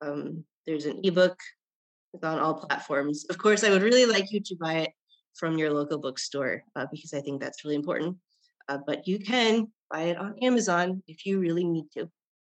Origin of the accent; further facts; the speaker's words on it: Japan; born there; I guess the most interesting thing that people, strangers, find out is that I was born in Japan.